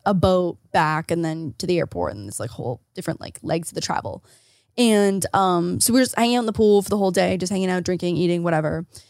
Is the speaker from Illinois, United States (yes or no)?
yes; Rockford, Illinois, United States; moved away; my hometown and, like, thinking about it, like, being bleak and cold and dark